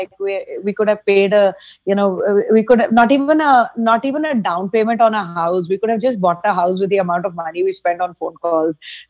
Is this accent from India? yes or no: yes; India; moved away; also born or lived in Ranchi / Amritsar; Growing up in India, we used to take trains